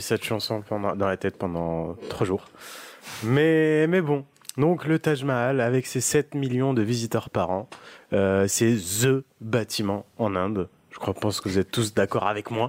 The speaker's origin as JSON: {"language": "French", "region": "southern France", "country": "France", "accent": "southern", "said": "j'ai un accent euh, du sud"}